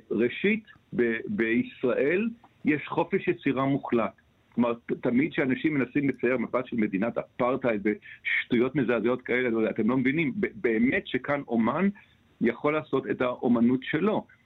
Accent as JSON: {"language": "Hebrew", "country": "Israel", "said": "אני, אני מכאן, אני נורא אוהב את המקום הזה"}